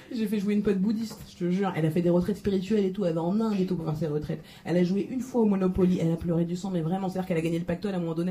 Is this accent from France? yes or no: yes; France; je suis française